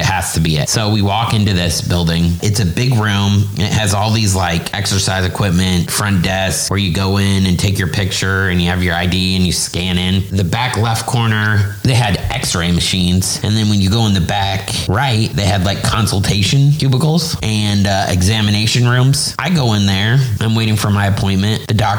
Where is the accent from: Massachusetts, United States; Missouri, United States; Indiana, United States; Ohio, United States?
Indiana, United States; Indianapolis; now in Orlando, United States; because we're from Indianapolis.